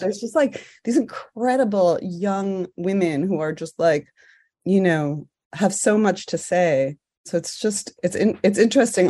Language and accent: English; New York City, New York, United States; I grew up in New York City